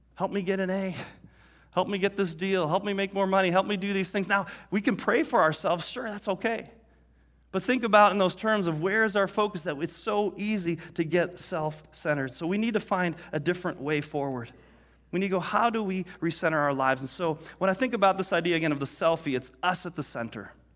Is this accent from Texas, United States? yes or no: no; Detroit, Michigan, United States; growing up in Detroit